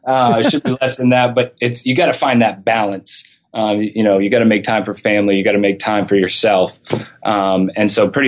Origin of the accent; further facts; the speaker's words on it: Maine, United States; And I'm with here with …. We're both from Maine, very proud of it. We relocated down here for different careers a few years ago